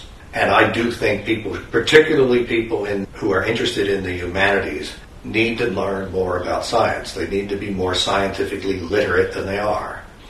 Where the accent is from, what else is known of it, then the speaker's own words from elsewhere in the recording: Chicago, Illinois, United States; I grew up in Chicago.